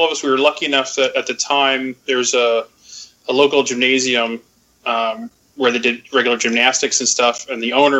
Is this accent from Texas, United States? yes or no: no; Reading, Pennsylvania, United States; I am from Reading, Pennsylvania